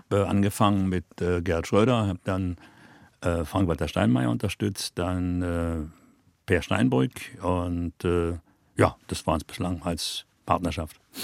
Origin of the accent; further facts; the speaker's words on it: Berlin, Germany; Westberliner Kind wird man natürlich früher politisiert, als wenn man nicht in Westberlin lebte, klar.